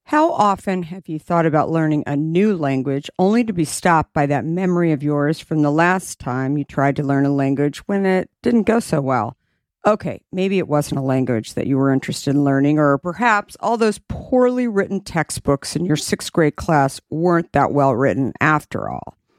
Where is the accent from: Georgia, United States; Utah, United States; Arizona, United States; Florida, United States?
Arizona, United States; I'm also from Arizona